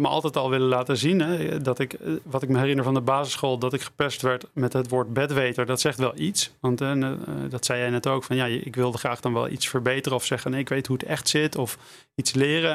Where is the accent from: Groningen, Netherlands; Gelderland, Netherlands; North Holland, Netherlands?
North Holland, Netherlands; Amsterdam; moved away as an adult; also born or lived in Utrecht; Ik heb gekozen voor Utrecht, ondanks dat ik uit Amsterdam kwam.